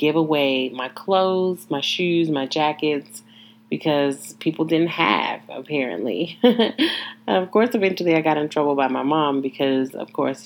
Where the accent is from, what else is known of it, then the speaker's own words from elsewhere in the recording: Joliet, Illinois, United States; I was born in Joliet, Illinois, born and raised